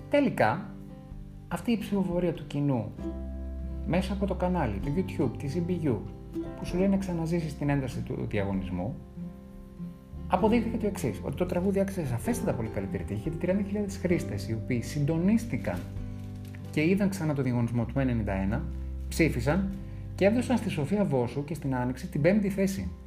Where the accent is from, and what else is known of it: Greece